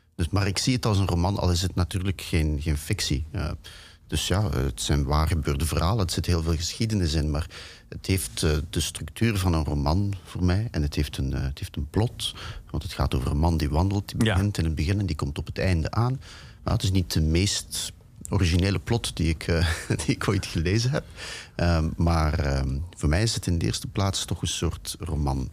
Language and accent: Dutch; Ghent, Flanders, Belgium; moved away; Ik ben opgegroeid in België